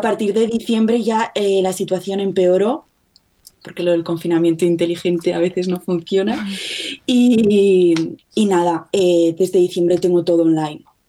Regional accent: Zaragoza, Aragon, Spain; moved away as an adult; now in Utrecht, Netherlands; Ahora mismo estoy en Zaragoza, que es de, de donde soy

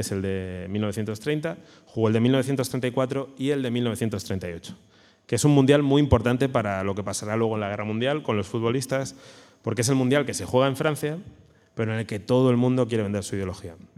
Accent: Alicante, Valencian Community, Spain; yo soy de Alicante

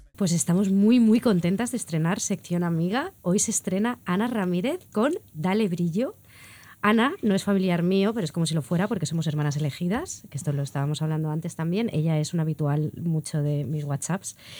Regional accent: Catalonia, Spain

